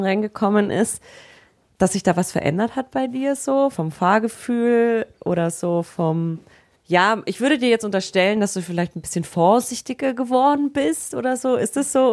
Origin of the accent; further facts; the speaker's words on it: Allgäu, Bavaria, Germany; Ich komme ja auch aus dem Allgäu